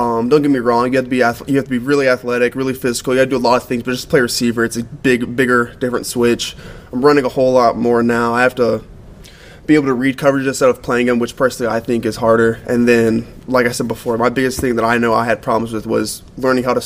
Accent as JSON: {"language": "English", "region": "Texas", "country": "United States", "tie": "born or raised there", "moved": "as an adult", "lives_now": "Illinois, United States", "said": "Growing up in Texas"}